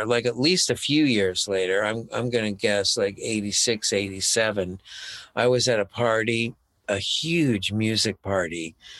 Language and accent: English; Florida, United States; And he was from Florida, I was from Florida.